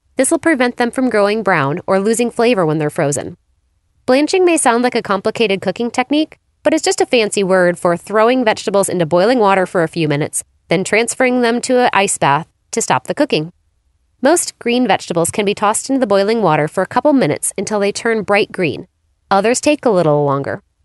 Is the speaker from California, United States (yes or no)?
no; Phoenix, Arizona, United States; my hometown of Phoenix, Arizona